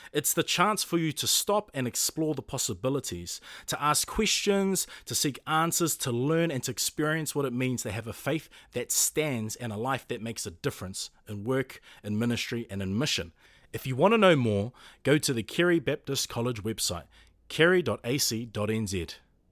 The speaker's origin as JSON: {"language": "English", "region": "Auckland", "country": "New Zealand", "tie": "born or raised there", "also_born_or_lived": "Puketāpapa, Auckland", "said": "I grew up in Orchara in Manureo and currently reside in Puketapapa"}